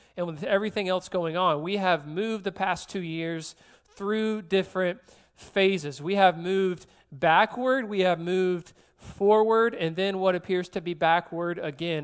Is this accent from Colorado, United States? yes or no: no; Georgia, United States; moved away as an adult; also born or lived in South Carolina; now in New Orleans, United States; I'm born and raised in Georgia, then I moved to South Carolina for a couple years